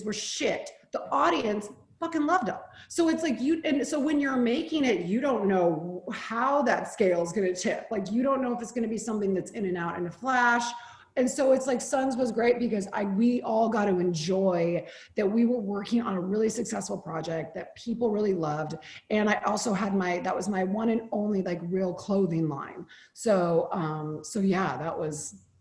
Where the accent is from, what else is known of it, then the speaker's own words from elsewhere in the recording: Oregon, United States; moved away; I'm from Oregon